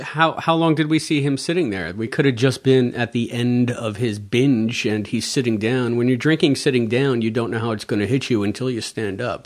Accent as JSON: {"language": "English", "region": "New York", "country": "United States", "said": "Being a New Yorker"}